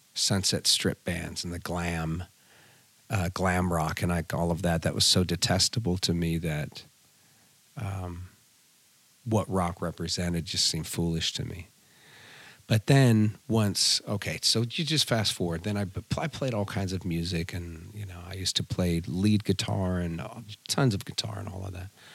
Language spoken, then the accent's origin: English; California, United States; also born or lived in Fontana, California; my parents moved us up to the mountains. And so I grew up in a very small mountain community, lived back on a dirt road